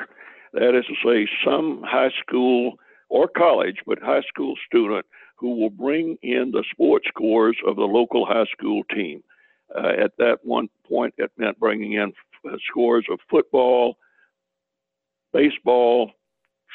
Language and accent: English; Macon, Georgia, United States; I was born 1941 in Macon, Georgia